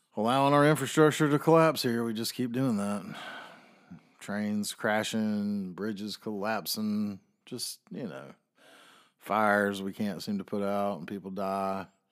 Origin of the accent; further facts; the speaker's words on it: the South, United States; I am a Southerner